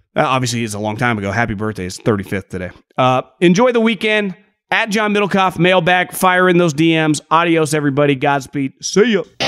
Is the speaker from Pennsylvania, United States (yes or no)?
no; California, United States; moved away; also born or lived in Sacramento; I'm born and raised in California